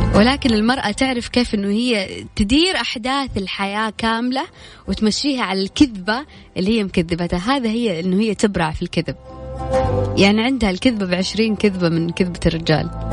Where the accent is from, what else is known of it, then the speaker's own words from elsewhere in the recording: Saudi Arabia; عندنا في السعوديه